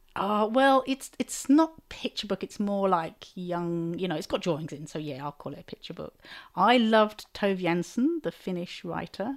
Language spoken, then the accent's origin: English; Chelmsford, East of England, United Kingdom; my hometown of Chelmsford